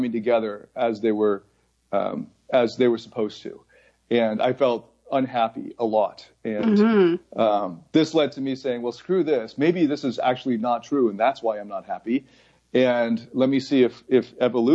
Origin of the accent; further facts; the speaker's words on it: Mississauga, Ontario, Canada; moved away as an adult; also born or lived in Taiwan / United States / Scarborough / Toronto; now in Bangkok, Thailand; I was born in Taiwan, and then at around 4 years old, we immigrated to the States, and then I think about 4 years later or so, we moved to Toronto. And then we bounced around like Scarborough to Mississauga, back to Scarborough, ended up in Mississauga, and then stayed there for basically 20 years